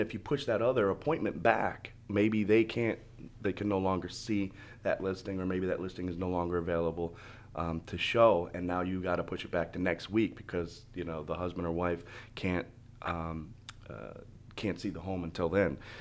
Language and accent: English; Michigan, United States; now in Florida, United States; I'm originally from Michigan. Um, I moved down here in two thousand four, two thousand five